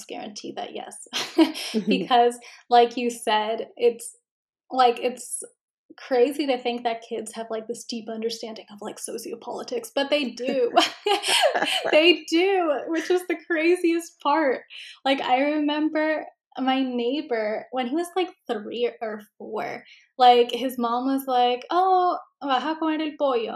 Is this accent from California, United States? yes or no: no; Miami, Florida, United States; accent: Miami English; we both sound like we're from Miami